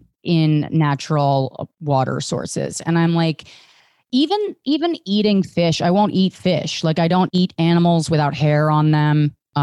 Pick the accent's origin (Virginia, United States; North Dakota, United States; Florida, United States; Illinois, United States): Virginia, United States; I grew up in right outside of D.C.